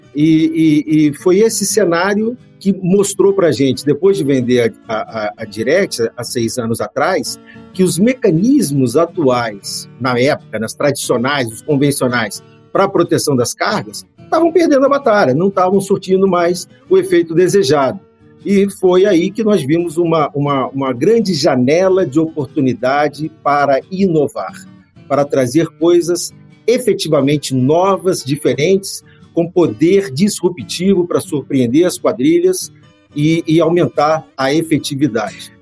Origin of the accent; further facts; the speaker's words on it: Brazil; Eu falo como brasileiro